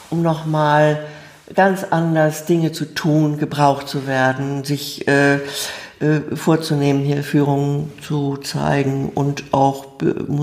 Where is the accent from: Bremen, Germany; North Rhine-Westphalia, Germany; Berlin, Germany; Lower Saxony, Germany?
Bremen, Germany; einfach aufgewachsen in Bremen, zur Schule gegangen, habe Abitur gemacht